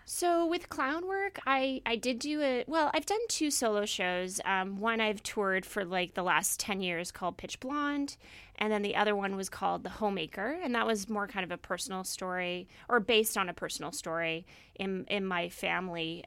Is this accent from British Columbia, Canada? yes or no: yes; Victoria, British Columbia, Canada; moved away as an adult; also born or lived in Toronto / Vancouver / Syracuse, New York; I actually grew up in Victoria, and I'm from the island